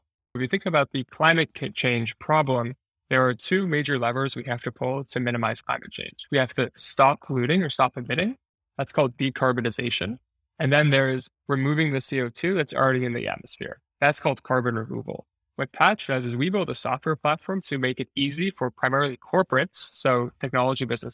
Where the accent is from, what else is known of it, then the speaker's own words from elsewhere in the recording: New York, United States; moved away as an adult; also born or lived in Montreal, Canada; now in San Francisco, United States; I actually grew up in New York